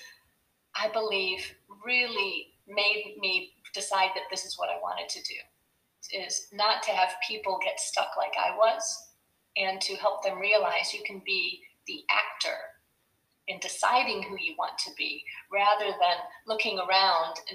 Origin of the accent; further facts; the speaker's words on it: United States; moved away as an adult; now in Belgium; as an American living in Belgium